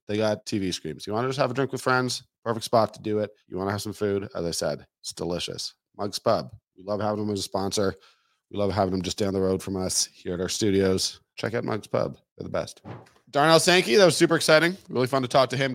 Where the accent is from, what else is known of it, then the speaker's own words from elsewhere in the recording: Toronto, Ontario, Canada; moved away; I'm from Toronto